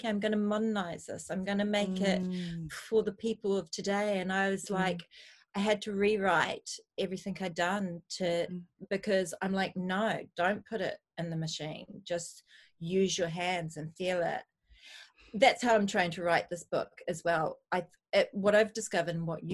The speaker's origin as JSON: {"language": "English", "country": "New Zealand", "tie": "born or raised there", "moved": "yes", "lives_now": "United Kingdom", "said": "We're from New Zealand, which is fundamentally a small island, where we were more reliant on seasonal produce"}